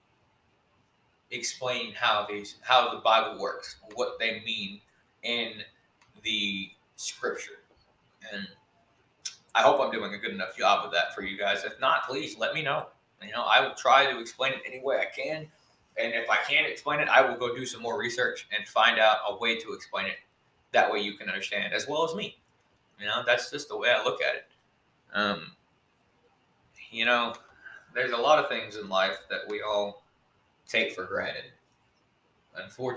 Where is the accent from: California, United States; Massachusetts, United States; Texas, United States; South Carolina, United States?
Texas, United States; born or raised there